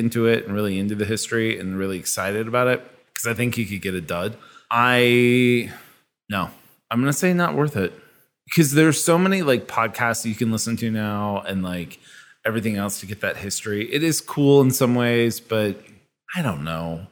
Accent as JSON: {"language": "English", "region": "Kansas", "country": "United States", "tie": "born or raised there", "moved": "yes", "said": "I grew up in Kansas where we would go to Worlds of Fun as our little theme park"}